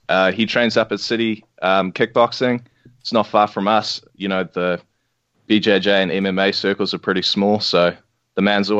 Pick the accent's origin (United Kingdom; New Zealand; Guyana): New Zealand; also born or lived in South Africa; I'm South African, New Zealander